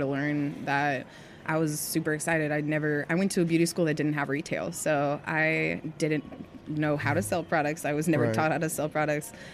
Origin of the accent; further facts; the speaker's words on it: Dallas, Texas, United States; moved away as an adult; now in New Orleans, United States; I grew up in Dallas, Texas.